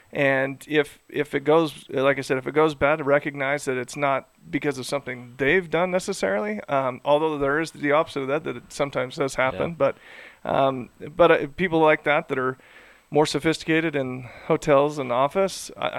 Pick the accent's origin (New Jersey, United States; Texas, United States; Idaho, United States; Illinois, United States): Idaho, United States; Yeah, in Salt Lake City, or I'm from Idaho.